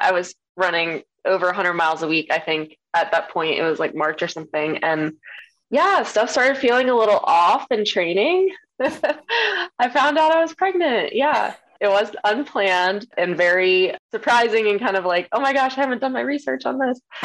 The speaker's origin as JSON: {"language": "English", "region": "Maryland", "country": "United States", "tie": "born or raised there", "said": "my hometown where I grew up in Maryland"}